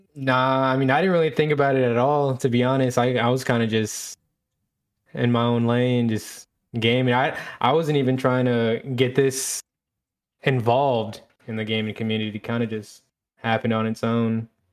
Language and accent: English; Killeen, Texas, United States; I am from Killeen, Texas